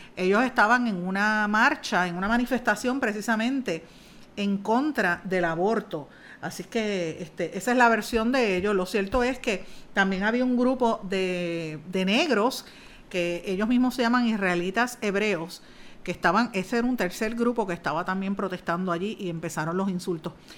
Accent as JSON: {"language": "Spanish", "country": "Puerto Rico", "said": "uno no va a dejar nunca su cultura, uno no va a dejar de ser puertorriqueño"}